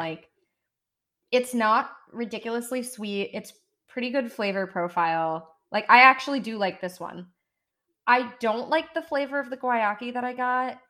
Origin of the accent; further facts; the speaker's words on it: United States; accent: American; my American accent.